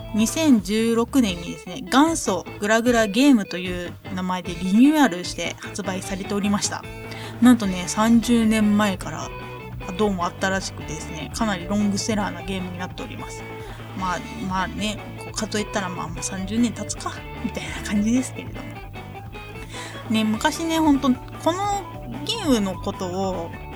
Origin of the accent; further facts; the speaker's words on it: Ehime, Japan; moved away; 地元愛媛に帰省をいたしますね